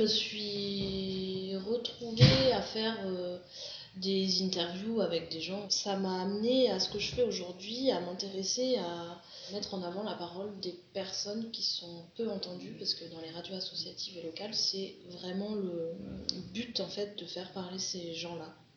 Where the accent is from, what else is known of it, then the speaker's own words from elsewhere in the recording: France; En tant que Française ou en tant que personne racisée en France